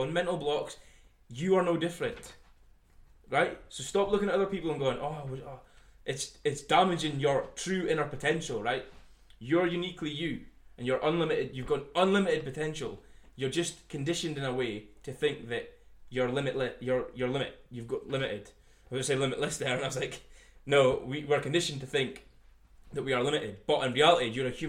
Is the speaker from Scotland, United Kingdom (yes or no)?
yes; Scotland, United Kingdom; I am from Scotland